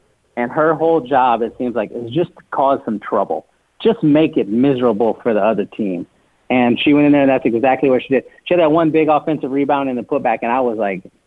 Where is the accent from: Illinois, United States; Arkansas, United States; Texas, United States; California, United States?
Texas, United States; San Antonio; growing up in San Antonio, watching the Spurs for so long